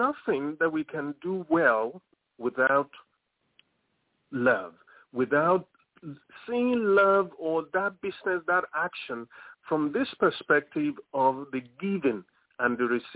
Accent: Lagos, Nigeria; moved away as an adult; now in United States; I'm from Lagos, Nigeria. It's somewhere in the center of Africa. That is where I was born. That is where I grew up, in Lagos

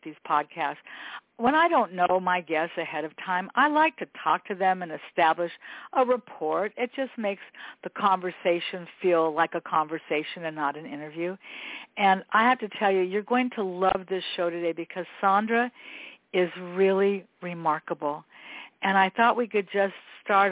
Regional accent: Los Angeles, California, United States; I grew up here in Westchester

